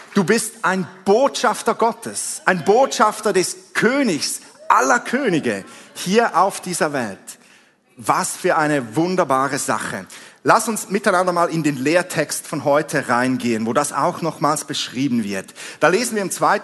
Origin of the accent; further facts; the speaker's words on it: Switzerland; accent: Swiss; vielleicht hast du es schon an meinem Akzent gehört, ich bin ein Schweizer